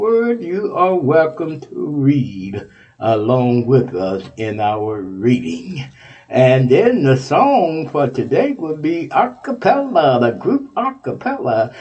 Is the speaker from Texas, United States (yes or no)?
yes; Texas, United States; That's my home state, Texas